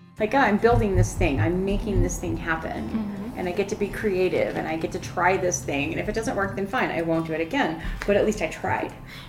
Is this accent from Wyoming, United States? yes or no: no; Palisade, Colorado, United States; moved away as an adult; also born or lived in Phoenix, Arizona; I did go to high school here.